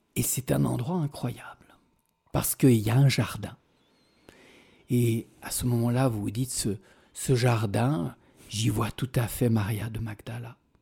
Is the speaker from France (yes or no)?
no; Switzerland; je viens de Suisse